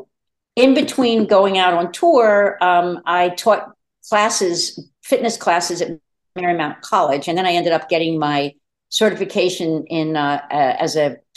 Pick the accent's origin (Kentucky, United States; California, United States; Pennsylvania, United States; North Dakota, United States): Pennsylvania, United States; Delaware County; moved away as an adult; also born or lived in New York City; I'm from Delaware County, I moved back with the intention of starting a family